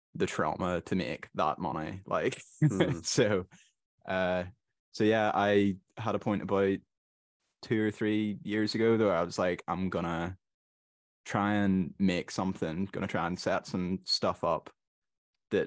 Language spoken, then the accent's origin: English; Northern Ireland, United Kingdom; I'm from Northern Ireland